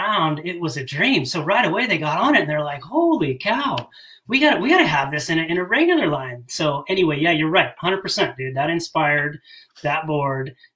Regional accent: Bay Area, California, United States; I grew up in the Bay Area of California, grew up going to Tahoe

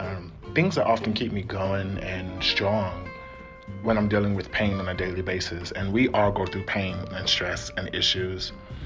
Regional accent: Bay Area, California, United States; I am from the Bay Area, born and raised.

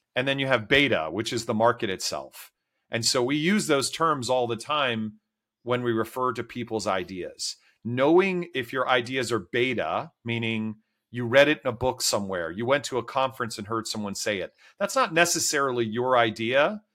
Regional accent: D.C., suburban Maryland, United States; I grew up, uh, outside of Washington, D C in suburban Maryland

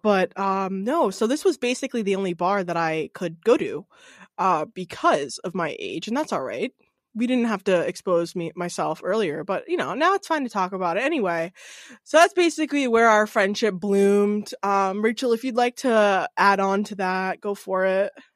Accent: Norwood, Massachusetts, United States; now in Hopkinton, United States; originally from Norwood, which is a little closer to the city

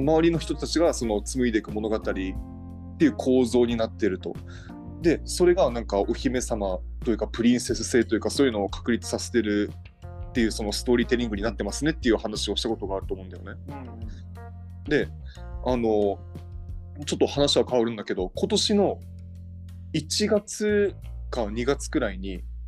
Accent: Okinawa, Japan; accent: Okinawan dialect; そんなに俺沖縄方言アイデンティティはあんまりない

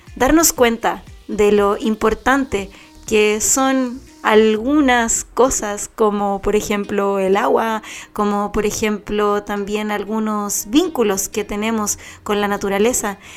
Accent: Chile

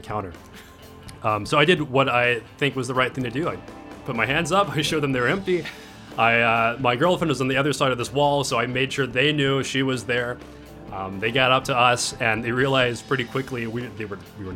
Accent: Nashville, Tennessee, United States; from Nashville

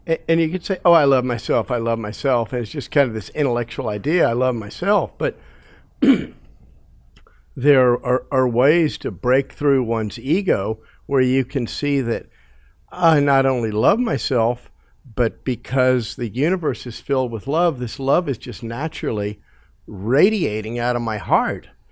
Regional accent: United States; my life growing up in America

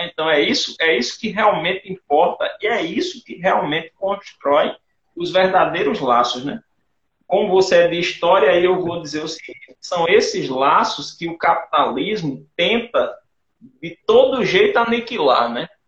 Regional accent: Rio Tinto, Paraíba, Brazil; Eu sou de Rio Tinto, né? em Rio mangue

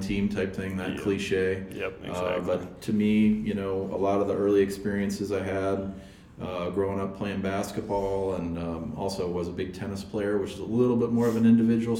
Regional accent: Champaign, Illinois, United States; moved away as an adult; also born or lived in Valparaiso, Indiana / Indianapolis, Indiana; now in Minneapolis, United States; we moved to Champaign, and I lived there, you know, where the University of Illinois is, from the time I was in kindergarten all the way till I graduated from high school.

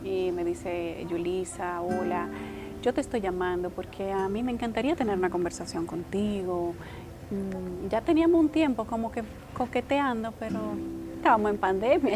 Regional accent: Licey al Medio, Santiago, Dominican Republic; en ese terreno yo vivía. Una parte de ese terreno era mi casa. Ahí yo me tiraba en yagua con mis hermanos

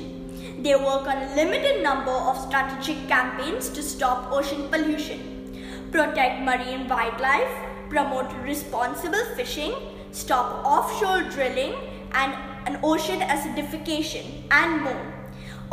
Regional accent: India; now in Dubai, United Arab Emirates; I'm a student of Dubai Scholars and I'm an Indian

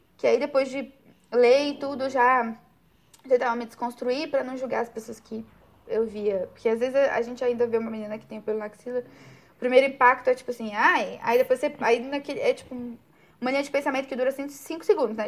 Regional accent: Brazil; como boa brasileira

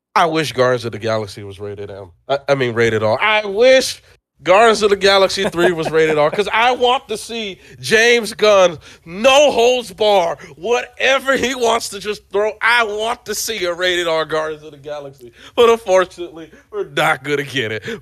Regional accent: Nigeria; I am Nigerian

